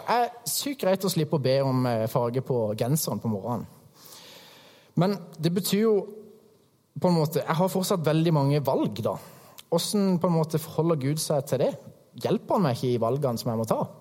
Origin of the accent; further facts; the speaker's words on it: Hægeland, Agder, Norway; moved away; kommer jeg fra Krembygda Hægeland